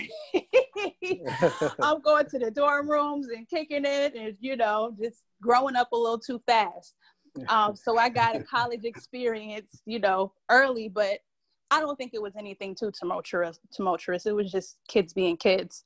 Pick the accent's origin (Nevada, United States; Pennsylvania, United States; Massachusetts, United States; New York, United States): Massachusetts, United States; Boston; now in Atlanta, United States; I'm originally from Boston, Mass.